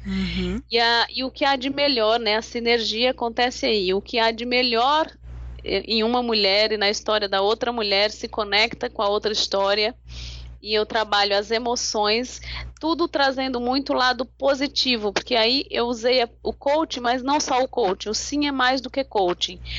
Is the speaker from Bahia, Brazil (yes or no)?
no; São Paulo, Brazil; moved away as an adult; now in Natal, Brazil; eu sou de São Paulo, uhum. moro em Natal há 20, 20, acho que 23 anos